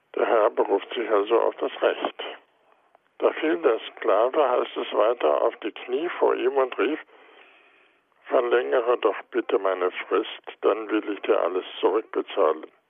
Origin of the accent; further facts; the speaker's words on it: Goslar, Lower Saxony, Germany; now in Heidelberg, Germany; in meiner Heimatstadt Goslar